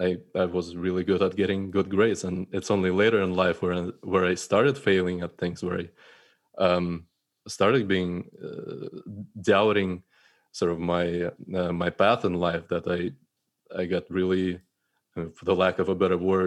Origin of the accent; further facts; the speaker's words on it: Russia; So starting from, you know, my upbringing and growing up in Russia, I think my perfectionism and troubles with that started back in school